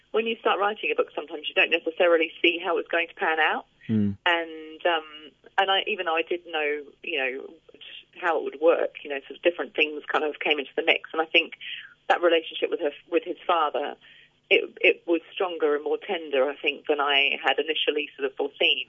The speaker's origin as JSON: {"language": "English", "country": "Australia", "tie": "born or raised there", "moved": "yes", "lives_now": "England, United Kingdom", "said": "I grew up in Australia and my entire family are in Australia. So, you know, I always feel quite torn because I live mm. over here in England with my family now"}